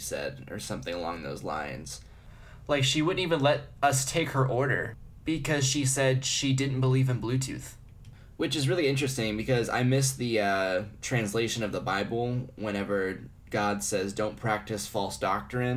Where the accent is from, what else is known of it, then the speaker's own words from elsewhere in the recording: United States; As an American